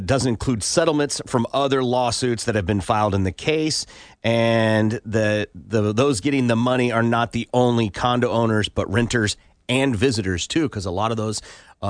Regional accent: Iowa, United States; I grew up in Iowa, so farm sounds fun to me.

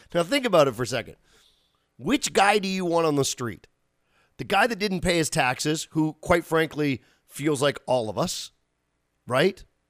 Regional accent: Canada; as a Canadian

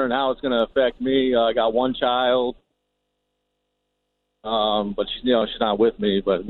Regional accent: New Jersey, United States; now in Ohio, United States; I'm originally from New Jersey. I'm a truck driver out here in Ohio right now.

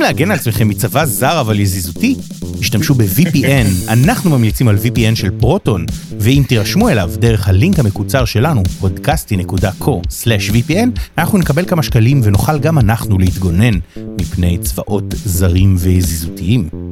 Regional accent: Rehovot, Central District, Israel; אני יליד רחובות

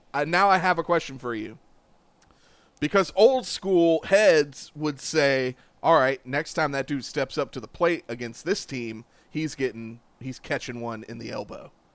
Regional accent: Columbia, South Carolina, United States; I grew up in Columbia, South Carolina

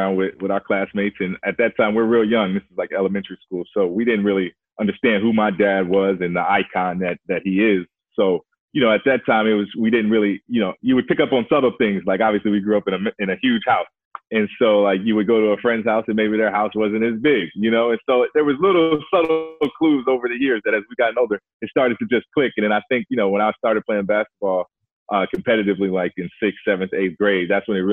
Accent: Chicago, Illinois, United States; my three or four best friends that I grew up with in Chicago

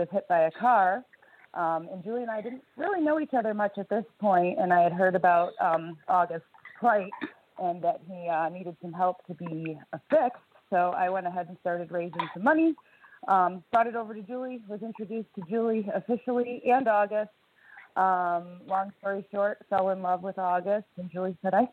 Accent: outside Rochester, Western New York State, United States; also born or lived in Girdwood, Alaska; now in Alaska, United States; I grew up in Western New York State, outside Rochester

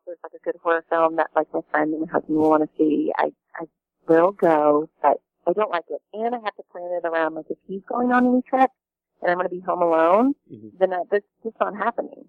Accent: Kentucky, United States; moved away as an adult; also born or lived in Lexington, Kentucky; now in Los Angeles, United States; I was living in Kentucky. I grew up in Kentucky.

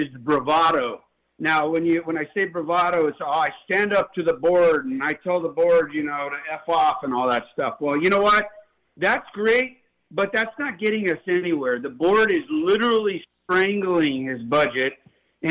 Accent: West Covina, California, United States; I grew up in the San Gabriel Valley and in West Covina

